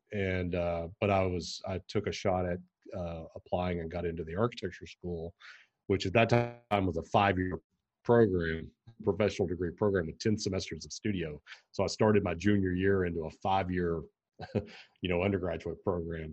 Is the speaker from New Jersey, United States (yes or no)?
no; Pikeville, Kentucky, United States; also born or lived in Lexington, Kentucky; I grew up in Kentucky, I grew up in Pikeville in eastern Kentucky